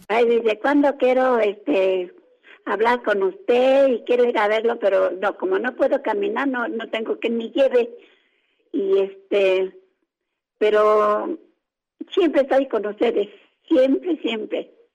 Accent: Toluca, State of Mexico, Mexico; now in Coacalco, Mexico; Yo soy de Toluca, Estado de México.

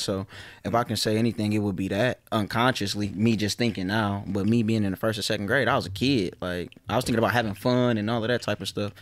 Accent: Detroit, Michigan, United States; I'm from Joy Road. I'm from a real part of my neighborhood, you know, and I'm not one of the ones that grew up and start claiming my hood because everybody else was claiming, like, I was born from the soil.

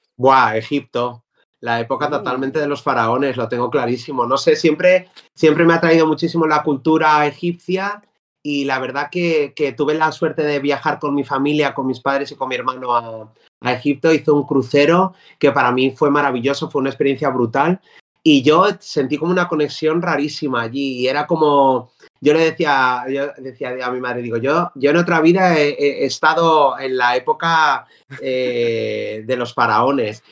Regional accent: Cuenca, Castilla-La Mancha, Spain; moved away as an adult; now in Madrid, Spain; yo soy de Cuenca

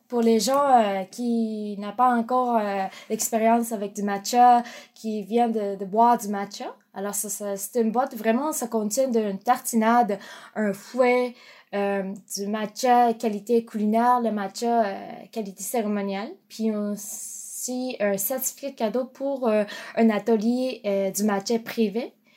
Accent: Japan; French is a second language; moved away as an adult; now in Montreal, Canada; quand je suis partie du Japon, j'avais 15 ans

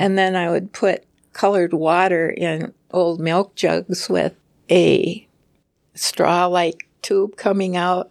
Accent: Preston, Minnesota, United States; when I grew up in Preston, there's a town nearby called Lanesboro in Minnesota

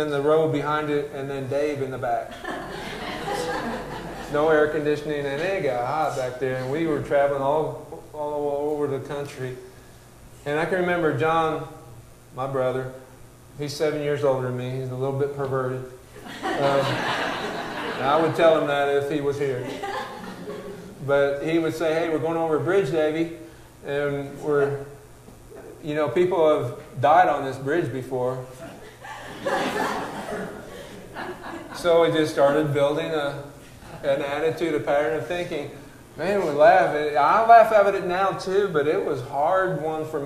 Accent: United States; I'm an American

